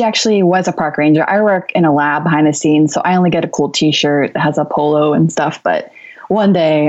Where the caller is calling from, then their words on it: Tallahassee, Florida, United States; Tallahassee, Florida, in my